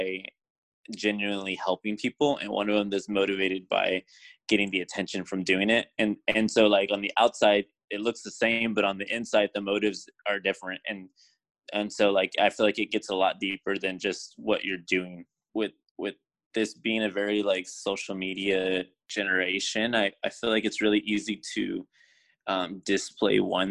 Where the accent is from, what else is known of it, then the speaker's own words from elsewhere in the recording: San Antonio, Texas, United States; I am from San Antonio, Texas